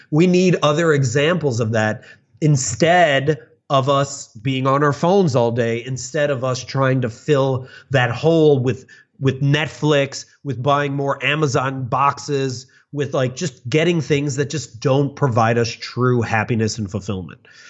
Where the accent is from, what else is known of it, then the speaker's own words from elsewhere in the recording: suburbs of Chicago, Illinois, United States; I grew up in the suburbs of Chicago